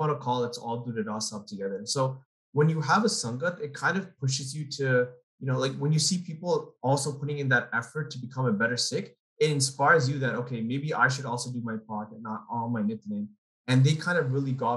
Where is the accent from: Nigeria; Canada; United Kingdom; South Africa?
Canada; Toronto, Ontario; I'm from Toronto